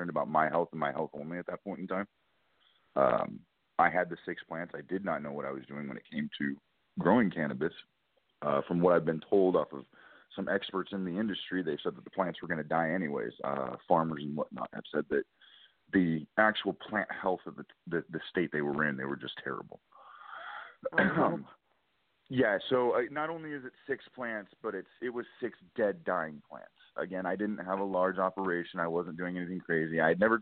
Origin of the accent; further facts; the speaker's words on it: California, United States; moved away as an adult; also born or lived in Oklahoma; I'm actually from California